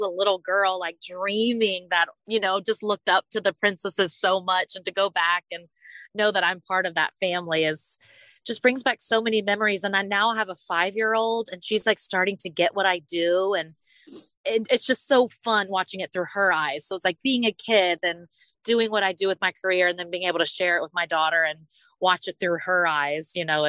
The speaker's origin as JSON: {"language": "English", "town": "Gulf Breeze", "region": "Florida", "country": "United States", "moved": "yes", "said": "I'm originally from Gulf Breeze, Florida, near Pensacola."}